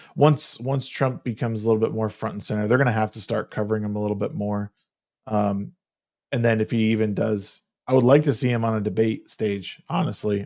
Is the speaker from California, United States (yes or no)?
no; Connecticut, United States; moved away; that's where I grew up in Connecticut